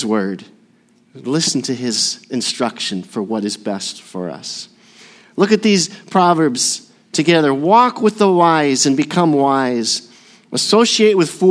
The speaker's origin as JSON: {"language": "English", "town": "Burnsville", "region": "Minnesota", "country": "United States", "tie": "born or raised there", "also_born_or_lived": "Southern California", "said": "I was born in Southern California with the little old ladies from Pasadena. But my dad received a call to the frozen tundra of Minnesota, and so we moved to Burnsville, Minnesota"}